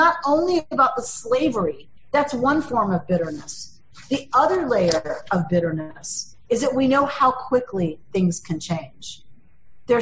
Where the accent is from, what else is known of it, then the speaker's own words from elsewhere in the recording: United States; as an American liberal Democrat.